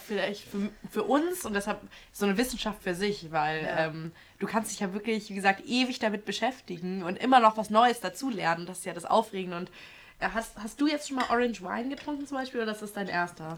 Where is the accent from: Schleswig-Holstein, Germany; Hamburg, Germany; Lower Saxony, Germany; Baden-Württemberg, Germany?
Hamburg, Germany; moved away as an adult; also born or lived in Hesse; now in Frankfurt, Germany; Ich komme ja aus Hamburg